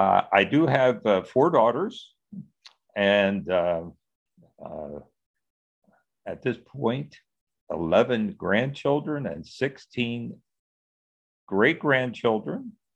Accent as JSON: {"language": "English", "town": "Wilmington", "region": "Delaware", "country": "United States", "tie": "born or raised there", "said": "I was born and raised in Wilmington, Delaware. I grew up on Lincoln Street. Lincoln Street is the heart of Little Italy. Mm. So I always tell people I grew up as a minority. I was the youngest of four"}